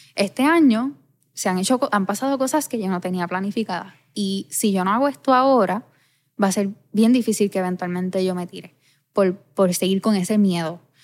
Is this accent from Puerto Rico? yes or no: yes; Ponce, Puerto Rico; yo vivo enamorada de mi pueblo